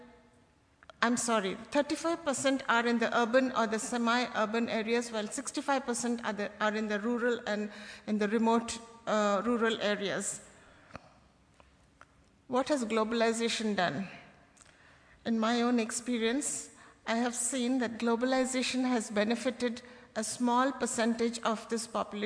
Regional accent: Kolkata, West Bengal, India; I come from Calcutta, which has a 15 million population

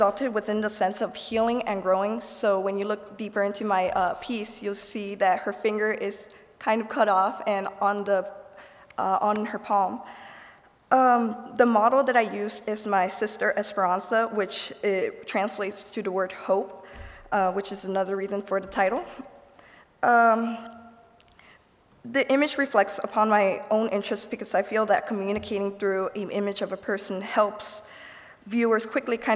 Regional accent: Goshen, Indiana, United States; I'm from Goshen

